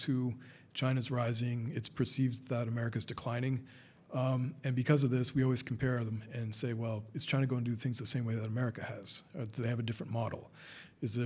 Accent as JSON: {"language": "English", "country": "Canada", "moved": "yes", "lives_now": "United Arab Emirates", "said": "I'm not from the U.S., I'm from Canada"}